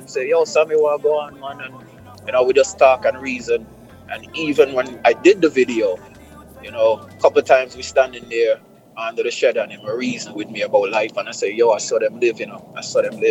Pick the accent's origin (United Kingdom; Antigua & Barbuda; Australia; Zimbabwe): Antigua & Barbuda; moved away; also born or lived in New York / Los Angeles; I'm born in Antigua. A lot of people think I'm from Jamaica now, but I'm from Antigua.